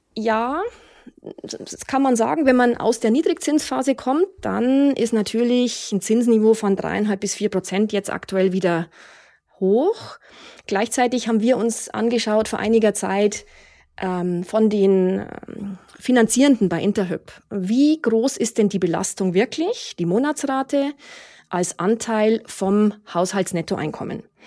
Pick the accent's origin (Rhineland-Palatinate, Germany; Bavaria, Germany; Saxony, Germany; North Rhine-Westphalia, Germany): Bavaria, Germany; Munich; meine Heimatstadt München